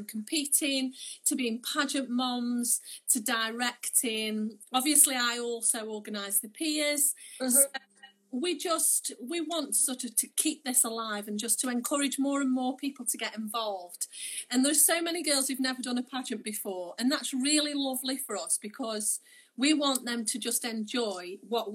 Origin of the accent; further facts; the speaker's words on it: Stoke-on-Trent, West Midlands, United Kingdom; I'm from Stoke